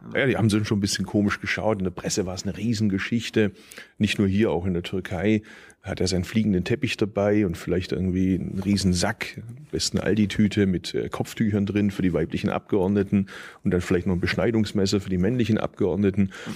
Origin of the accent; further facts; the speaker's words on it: Bad Urach, Baden-Württemberg, Germany; now in Berlin, Germany; ich kann theoretisch von Berlin hier bis zu meiner Geburtsstadt mit dem Zug fahren